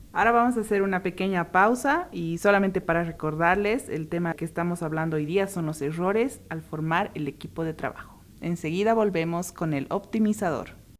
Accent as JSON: {"language": "Spanish", "country": "Bolivia"}